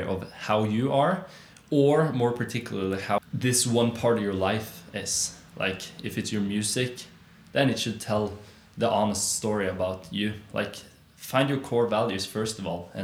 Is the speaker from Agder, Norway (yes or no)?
yes; Arendal, Agder, Norway; I come from Arendelle, a little small town south in Norway, made famous by the movie Frozen